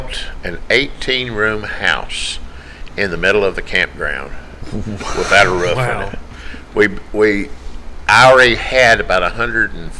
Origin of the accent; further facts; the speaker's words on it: Tennessee, United States; I'm from Tennessee.